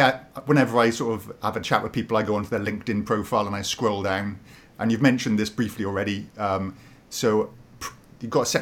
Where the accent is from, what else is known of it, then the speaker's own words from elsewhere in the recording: Wales, United Kingdom; I'm Welsh